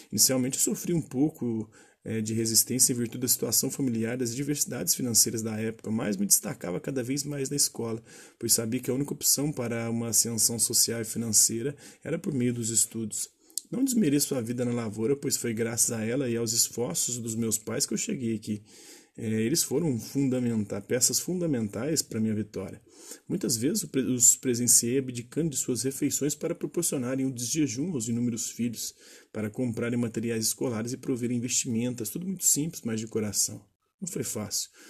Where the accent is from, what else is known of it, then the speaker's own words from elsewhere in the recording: Simão Dias, Sergipe, Brazil; Atualmente, com 24 anos de idade, sou oriundo da cidade de Simão Dias, em Sergipe. Nascido e crescido no povoado de Sítio Alto, uma comunidade autodeclarada quilombola, formada por descendentes de escravos